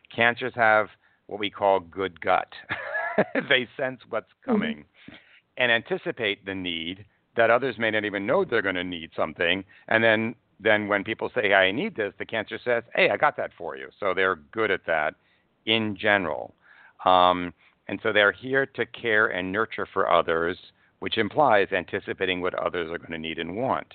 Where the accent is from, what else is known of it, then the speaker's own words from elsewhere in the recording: New York, United States; moved away; I was born in New York Hospital. And I did leave New York